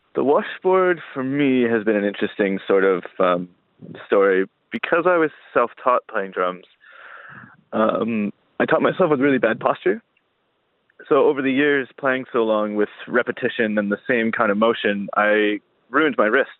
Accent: Welland, Ontario, Canada; also born or lived in St. Catharines; Welland, Ontario is my hometown

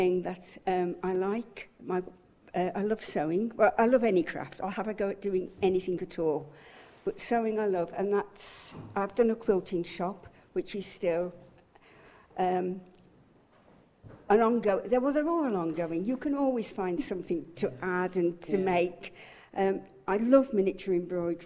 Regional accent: Birmingham, West Midlands, United Kingdom; now in Isle of Man; I'm a Brummie

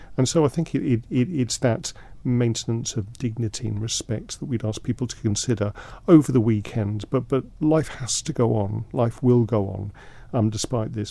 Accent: London, United Kingdom; now in Isle of Man; I grew up in London

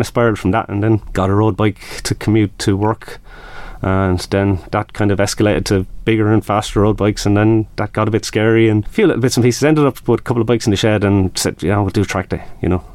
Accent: Carlow, Leinster, Ireland; I'm from Carlow in the southeast of Ireland

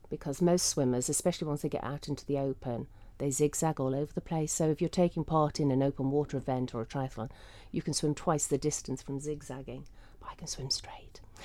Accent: Isle of Man; growing up in the Isle of Man

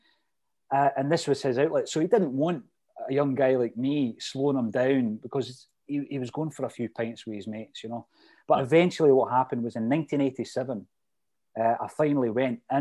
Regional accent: Fife, Scotland, United Kingdom; I'm from Fife

